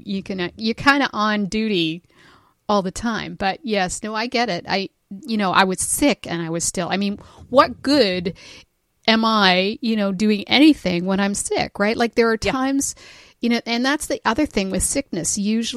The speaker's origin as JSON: {"language": "English", "country": "Canada", "said": "we're Canadian"}